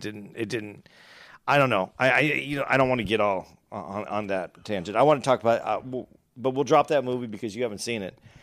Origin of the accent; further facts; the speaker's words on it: Arizona, United States; I grew up in Arizona.